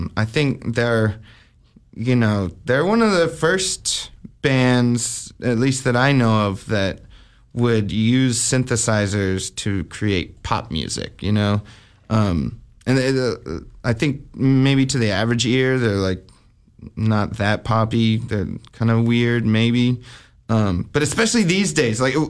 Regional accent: Albuquerque, New Mexico, United States; I grew up in Albuquerque, New Mexico

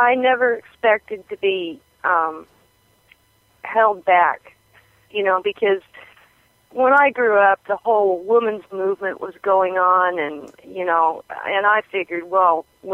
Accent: Wyoming, United States; I grew up in Wyoming. I was born in 1956, and I grew up in Wyoming on a farm.

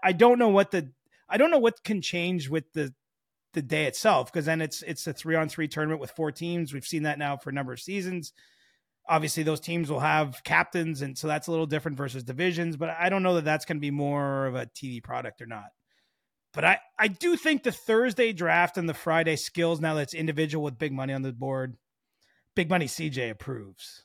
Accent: Canada; even as a Canadian

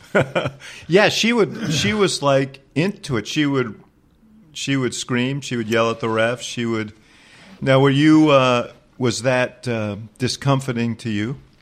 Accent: New York, United States; I grew up in New York. At that time, I was a teenager

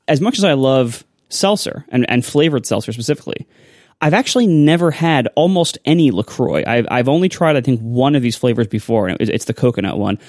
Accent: Ohio, United States; I grew up in Ohio

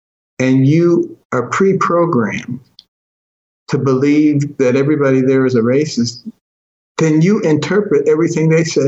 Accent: Detroit, Michigan, United States; also born or lived in Boston; when I was a kid growing up in Detroit and Boston, examples of massive racism I saw every single day.

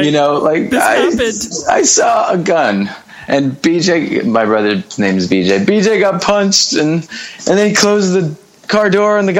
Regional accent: Merrick, New York, United States; I was born and raised in a town called Merrick, which is about 25 miles. It's on the south shore of Long Island

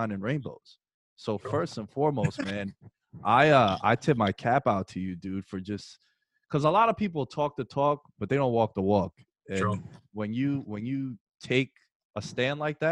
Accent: New York, United States; I'm from New York

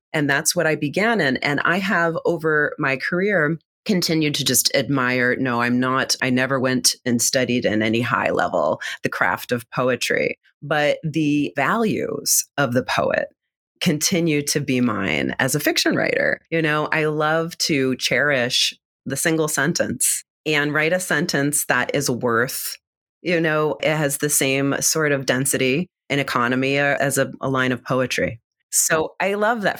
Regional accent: Reading, Pennsylvania, United States; I'm from Reading Pennsylvania

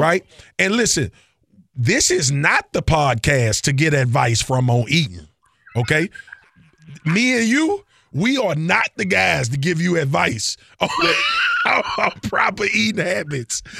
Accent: Louisiana, United States; I'm from Louisiana

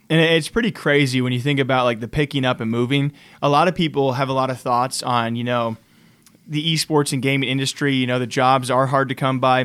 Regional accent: Iowa, United States; now in Las Vegas, United States; I'm originally from Iowa, and now I'm based in Las Vegas

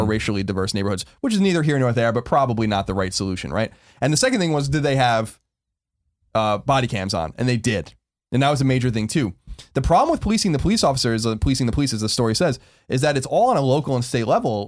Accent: New York City, New York, United States; moved away; I come from New York

